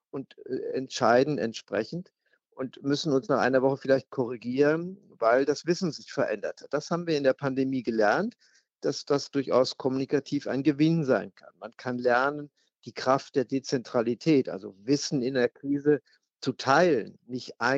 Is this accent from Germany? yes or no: yes; West Germany, Germany; Als Westdeutsche hat uns noch niemals zuvor einer so intensiv Freiheit genommen.